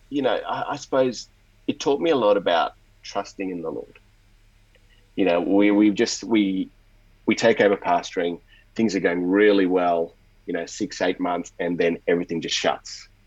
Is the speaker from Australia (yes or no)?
yes; Australia; accent: Australian; also born or lived in India; So I, I wasn't born in Australia, despite the accent. I was born in India, and um, we actually migrated to Australia in '89 when I was about nine years old at the time